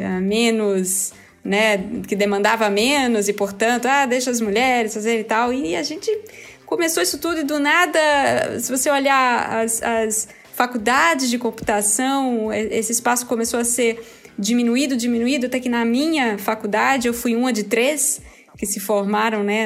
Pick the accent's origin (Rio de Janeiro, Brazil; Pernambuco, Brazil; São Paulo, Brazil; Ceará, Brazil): Pernambuco, Brazil; Recife; eu sou recifense